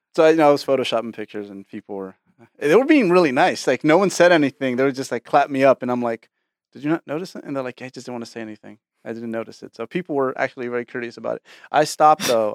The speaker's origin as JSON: {"language": "English", "area": "Bay Area", "region": "California", "country": "United States", "tie": "born or raised there", "said": "I was born in the Bay Area"}